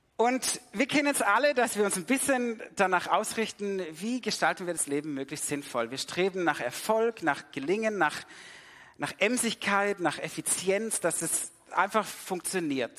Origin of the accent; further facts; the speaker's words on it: Swabia, Germany; also born or lived in Sydney; weil ich bin damit im Schwabeländle aufgewachsen